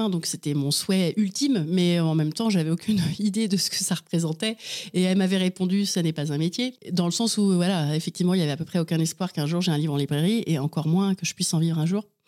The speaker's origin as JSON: {"language": "French", "town": "Angers", "region": "Pays de la Loire", "country": "France", "tie": "born or raised there", "also_born_or_lived": "Vernon / Chartres / Laval", "said": "alors, je suis née à Vernon, dans l'Eure. J'y ai vécu à peu près six ans jusqu'à la séparation de mes parents. Ensuite, j'ai vécu une année à Chartres, euh, quelques années à Angers."}